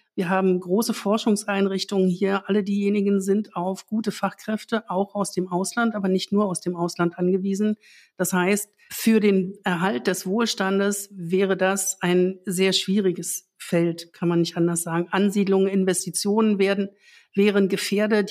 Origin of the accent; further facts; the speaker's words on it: East Germany, Germany; Ich bin selbst in der DDR aufgewachsen